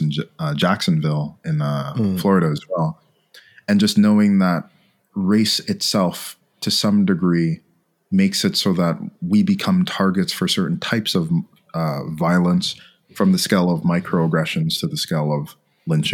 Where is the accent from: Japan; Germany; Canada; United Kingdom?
Canada; Montreal, Quebec; I hail from Montreal, Canada